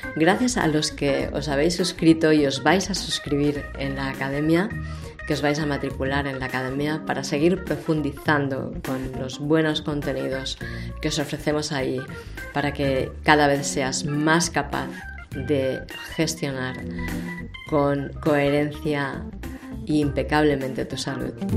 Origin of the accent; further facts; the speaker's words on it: Barcelona, Catalonia, Spain; soy de Barcelona